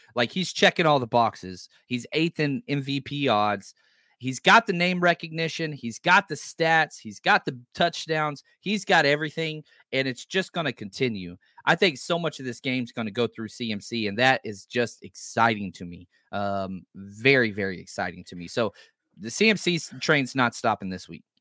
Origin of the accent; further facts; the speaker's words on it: the South, United States; I'm from the South